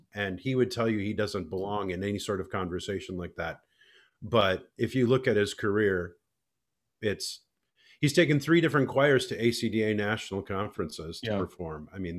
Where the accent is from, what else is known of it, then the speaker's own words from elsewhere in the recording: Alexandria, Minnesota, United States; moved away; I grew up in Alexandria.